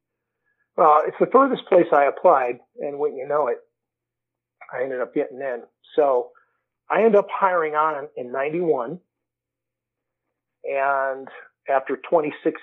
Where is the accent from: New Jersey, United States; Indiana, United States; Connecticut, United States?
Connecticut, United States; Waterbury; moved away as an adult; now in Las Vegas, United States; I'm originally from Waterbury, Connecticut, and came out to Vegas probably about 27 years ago